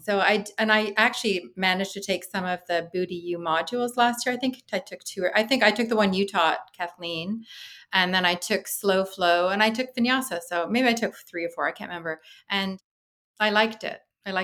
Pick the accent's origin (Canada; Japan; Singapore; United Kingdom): Canada; as a Canadian